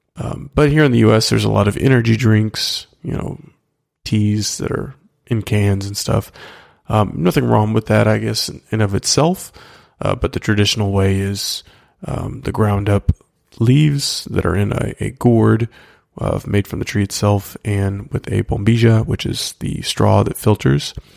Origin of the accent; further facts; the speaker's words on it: United States; as an American